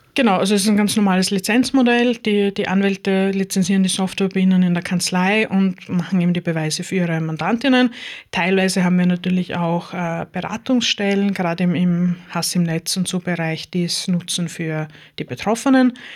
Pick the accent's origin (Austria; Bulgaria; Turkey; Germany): Austria; Styria; now in Lower Austria, Austria; ich gebürtige Steirerin bin